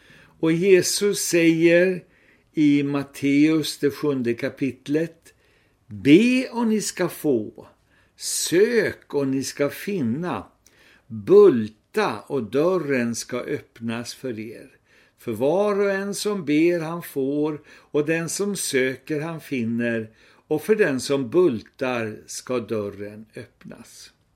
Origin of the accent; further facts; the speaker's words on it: Sweden; vi svenskar